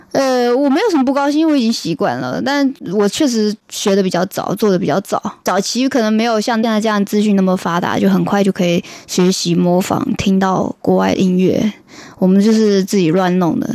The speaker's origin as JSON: {"language": "Chinese", "region": "Fujian", "country": "China", "moved": "yes", "said": "我来自福建，对，对。我的口音是我的特色。而且不是闽南"}